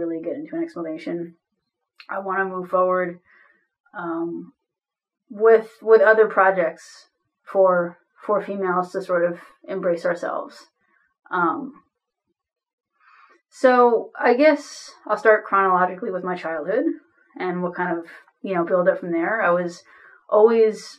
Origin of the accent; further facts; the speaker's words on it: New Jersey, United States; now in St. Paul, United States; I live in St. Paul, Minnesota. I'm originally from New Jersey.